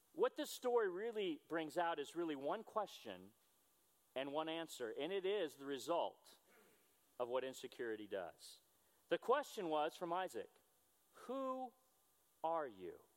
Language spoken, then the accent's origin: English; United States; I'm a disciple who is an American